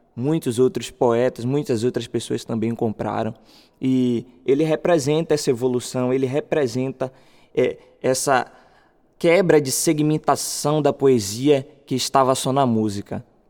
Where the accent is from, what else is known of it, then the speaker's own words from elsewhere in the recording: Salvador, Bahia, Brazil; eu sou morador do bairro de Novo Horizonte, ali perto de Sussuarana